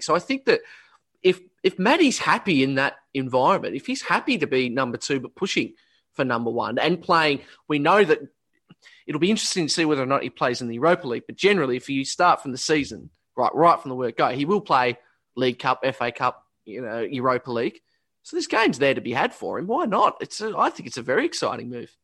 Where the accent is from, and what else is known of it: Australia